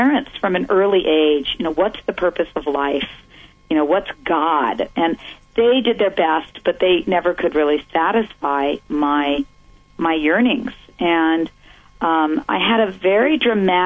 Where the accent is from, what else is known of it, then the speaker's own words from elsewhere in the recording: San Mateo, California, United States; I grew up in San Mateo, California, in the, you know, ultimate suburban life